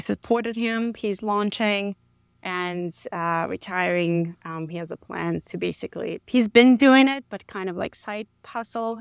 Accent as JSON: {"language": "English", "town": "New York City", "region": "New York", "country": "United States", "tie": "born or raised there", "moved": "as an adult", "lives_now": "San Antonio, United States", "said": "I grew up in the Bronx, New York."}